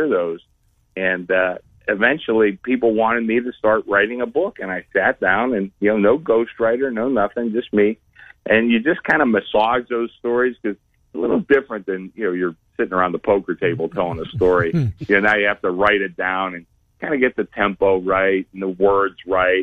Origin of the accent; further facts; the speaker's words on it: Pittsburgh, Pennsylvania, United States; now in Nevada, United States; I've been a Westerner a long time, but I grew up back in Pittsburgh.